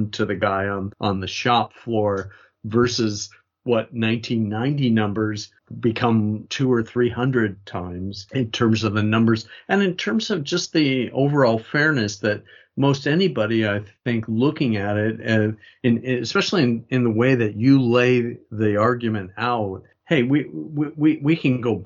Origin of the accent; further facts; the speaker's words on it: United States; I say that as an American